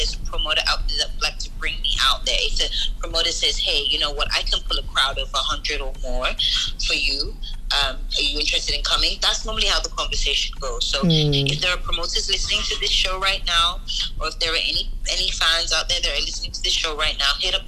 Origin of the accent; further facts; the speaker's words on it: United Kingdom; moved away; also born or lived in Nigeria; I'm from the UK originally